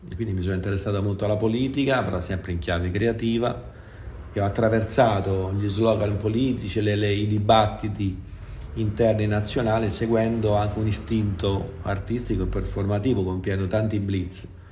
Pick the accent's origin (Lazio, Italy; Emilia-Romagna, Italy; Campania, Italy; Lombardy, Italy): Lazio, Italy; Formia; io sono di Formia, originario